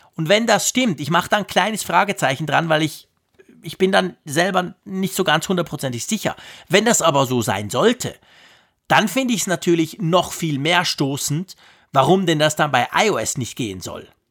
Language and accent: German; Switzerland; als Schweizer